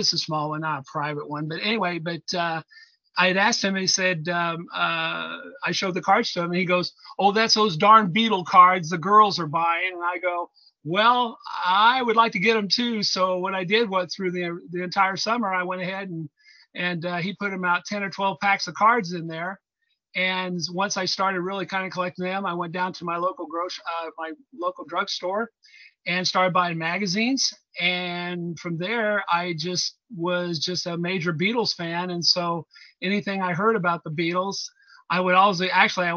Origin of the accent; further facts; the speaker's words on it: Indianapolis, Indiana, United States; I'm from Indianapolis, Indiana